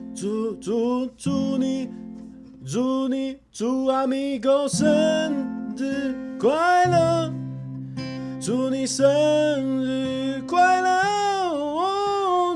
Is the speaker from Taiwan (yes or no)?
yes; Taiwan; 我们台湾人